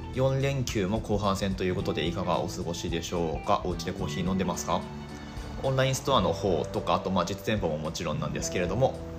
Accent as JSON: {"language": "Japanese", "town": "Higashimatsushima", "region": "Miyagi", "country": "Japan", "tie": "born or raised there", "also_born_or_lived": "Ishinomaki", "said": "出身地というのがブルーインパルスのお膝元東松島市なんですねはい石巻出身です"}